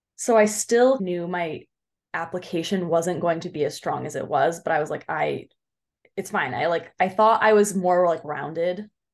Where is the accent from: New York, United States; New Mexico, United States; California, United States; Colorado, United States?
California, United States; Orange County; now in Claremont, United States; I'm from Orange County